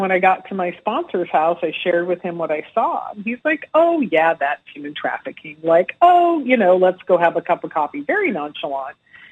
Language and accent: English; California, United States; also born or lived in Arizona; Well, I grew up in a little all over the place. My dad was a Navy pilot, so I traveled around a little bit as a young child and spent most of my younger days in California and Arizona.